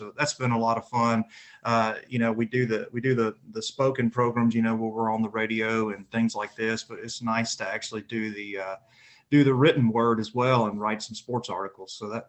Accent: Tennessee, United States; now in West Virginia, United States; I'm representing my home state of Tennessee today, coming to you from West Virginia.

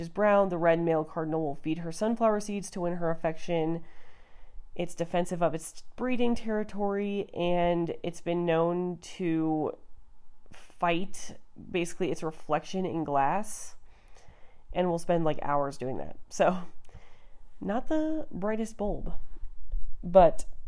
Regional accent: Colorado, United States; I'm from Colorado

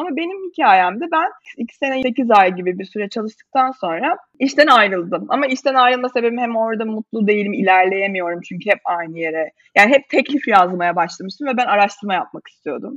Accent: Bursa, Turkey; moved away as an adult; now in Istanbul, Turkey; Bursalıyım normalde İstanbul'a okumak için gelmiştim.

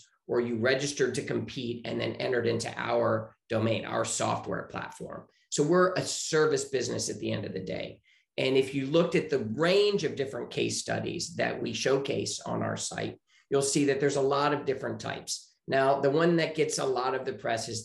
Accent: Richmond, Virginia, United States; moved away as an adult; also born or lived in Chicago; now in Santa Monica, United States; I am originally from Richmond, Virginia, and I grew up there.

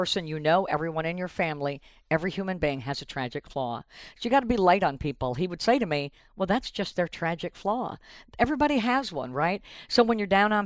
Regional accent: Midwest, United States; I'm from the Midwest

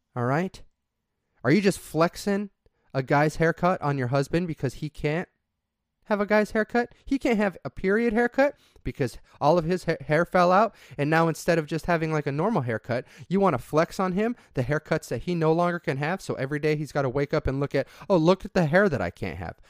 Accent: southeast Idaho, United States; If you live in a small farming community, like I did in southeast Idaho, where potato farms are everywhere, during harvest season, you get a couple weeks off to go help with harvest

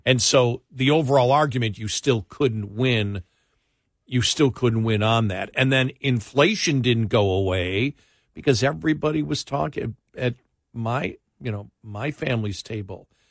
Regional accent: Buffalo, New York, United States; moved away; I'm from Buffalo

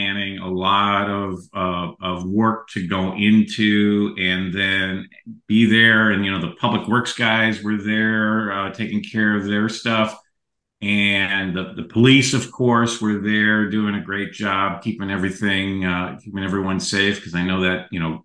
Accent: Chicago, Illinois, United States; I'm also lifelong Chicagoan

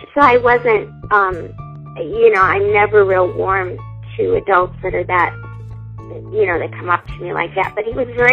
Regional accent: Indiana, United States; I grew up in Indiana

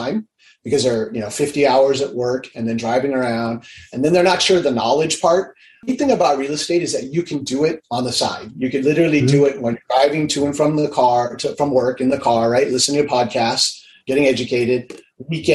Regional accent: Hawaii, United States; I'm originally from Hawaii

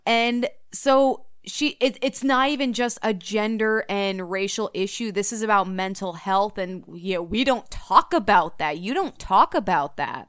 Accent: Illinois, United States; I grew up in Illinois

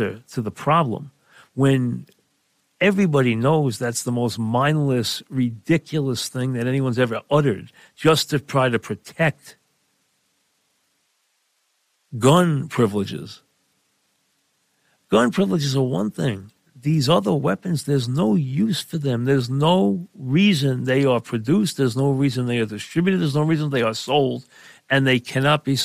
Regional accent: New York, United States; we're from New York

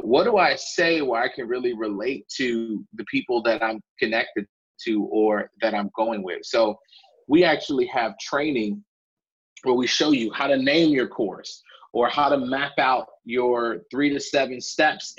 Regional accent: Chicago, Illinois, United States; I'm a kid from the South Side of Chicago

